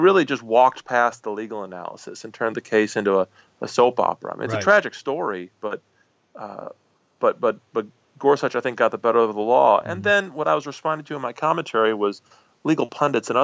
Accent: Dubuque, Iowa, United States; I grew up in Dubuque, Iowa, not far from there

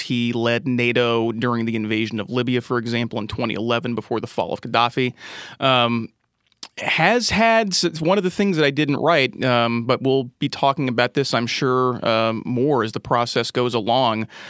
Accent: Indiana, United States; I'm from Indiana, and we're known for basketball

